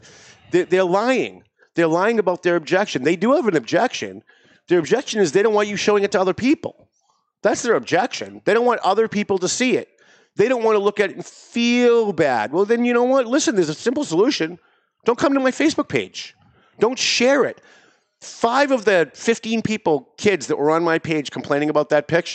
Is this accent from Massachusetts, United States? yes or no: yes; Lawrence, Massachusetts, United States; I grew up in Lawrence